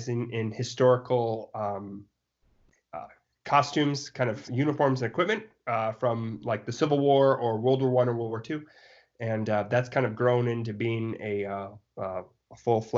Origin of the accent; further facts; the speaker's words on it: South Dakota, United States; I grew up in South Dakota.